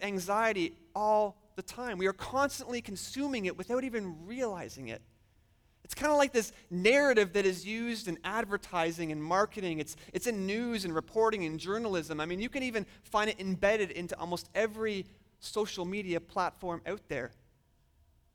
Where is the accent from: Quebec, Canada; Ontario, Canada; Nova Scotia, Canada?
Ontario, Canada; just outside Toronto; moved away as an adult; now in Michigan, United States; I am Canadian. I've spent almost my entire life living just outside of the big city of Toronto in Ontario